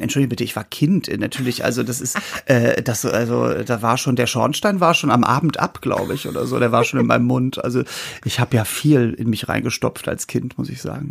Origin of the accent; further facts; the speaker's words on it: Norderstedt, Schleswig-Holstein, Germany; wir kommen ja aus Norderstedt bei Hamburg